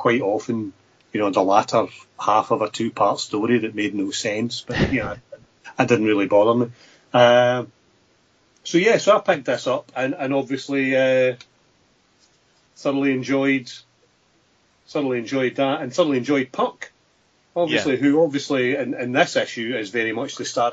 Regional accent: Scotland, United Kingdom

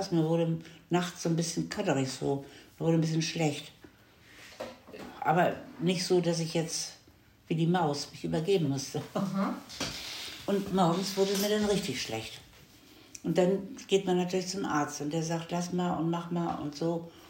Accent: Munich, Bavaria, Germany; Und ich komme aus München, ich gucke da auch und sowas.

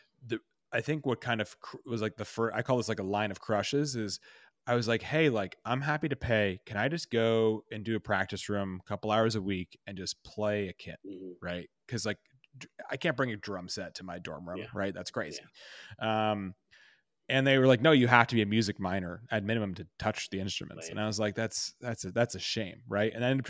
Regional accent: New York, United States; which as a New Yorker like is you know, important, right?

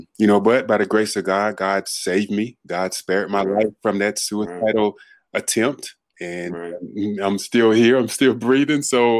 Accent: Monroe, Louisiana, United States; also born or lived in Los Angeles; now in Dallas, United States; originally I'm born and raised in Monroe, Louisiana, a very small town in Louisiana

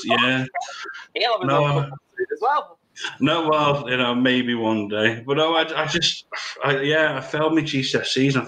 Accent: Brighton, South East England, United Kingdom; now in Liverpool, United Kingdom; I was born in Brighton, but I live in Liverpool now

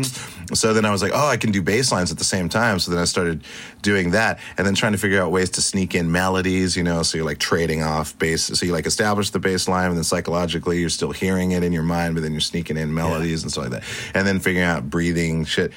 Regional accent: Great Falls, Montana, United States; also born or lived in Stuttgart, Germany / Spain / Italy; I grew up in Montana

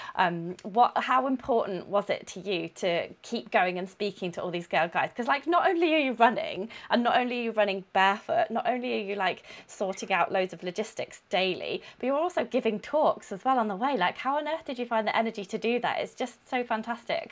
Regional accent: Coventry, West Midlands, United Kingdom; moved away; I'm from Coventry, so Anna stayed with my parents

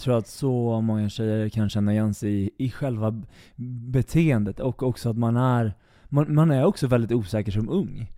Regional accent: Eskilstuna, Södermanland, Sweden; jag kommer från Eskilstuna

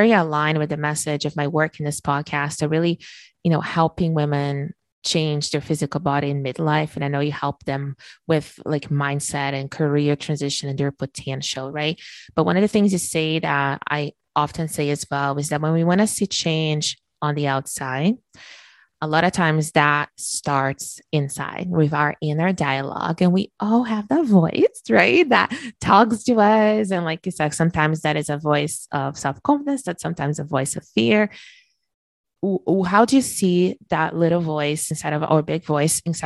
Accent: Brazil; moved away as an adult; now in Canada; growing up in Brazil

